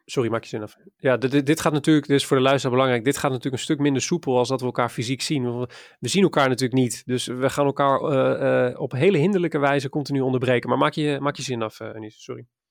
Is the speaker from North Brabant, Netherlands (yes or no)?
no; Maassluis, South Holland, Netherlands; ik ben opgegroeid in Maasluis, een klein plaatsje vlakbij ehm, vlakbij Rotterdam